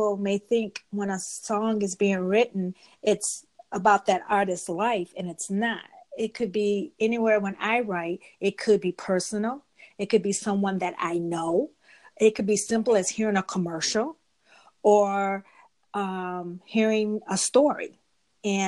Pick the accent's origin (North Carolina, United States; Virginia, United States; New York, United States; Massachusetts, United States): New York, United States; Rochester; I'm from Rochester, New York. That's upstate New York, like 6 hours away from New York City.